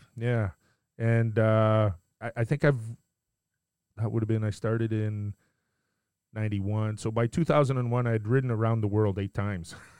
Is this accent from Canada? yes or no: yes; just outside of Montreal, Quebec, Canada; I grew up just outside of Montreal